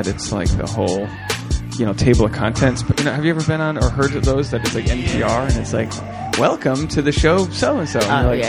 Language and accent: English; Rhode Island, United States; moved away; I'm, you know, from Rhode Island, not too far away.